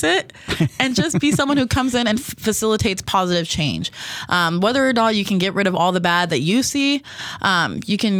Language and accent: English; Las Vegas, Nevada, United States; moved away as an adult; I am from Las Vegas.